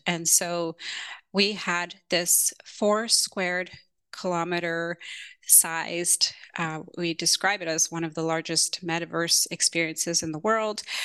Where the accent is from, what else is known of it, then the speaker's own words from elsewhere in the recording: Toronto, Ontario, Canada; moved away as an adult; also born or lived in Kenya / London; now in San Francisco, United States; my Canadian culture, where I grew up in Toronto and San Francisco, where I am currently based.